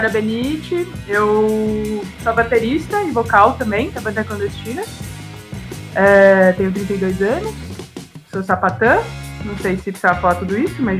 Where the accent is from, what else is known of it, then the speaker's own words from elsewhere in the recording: São Paulo, Brazil; moved away as an adult; now in Jundiaí, Brazil; a gente mora em Jundiaí já, aqui na região, é, há mais de 10 anos. Mas eu, eu, sou de São Paulo, mas eu moro aqui